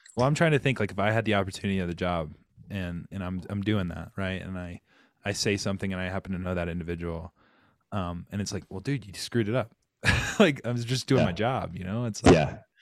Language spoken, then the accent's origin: English; Rock Hill, South Carolina, United States; I'm from Rock Hill, South Carolina, born and bred